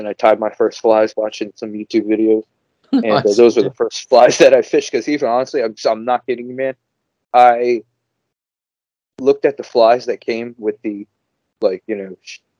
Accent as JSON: {"language": "English", "region": "New Jersey", "country": "United States", "tie": "born or raised there", "moved": "yes", "lives_now": "Minnesota, United States", "said": "Yeah, I'm American. Obviously, I was born on the East Coast of America in New Jersey. I grew up in New Jersey, and then I kind of moved around all over the place. You know, I live in Minnesota now. I live in the Upper Midwest."}